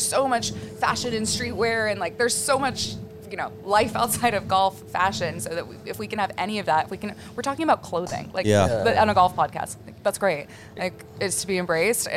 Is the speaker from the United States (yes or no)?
yes; San Francisco, California, United States; I'm from San Francisco